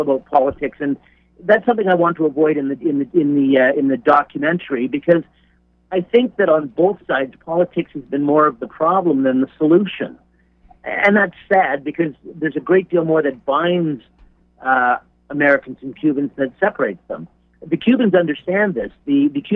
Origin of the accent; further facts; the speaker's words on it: Canada; I'm Canadian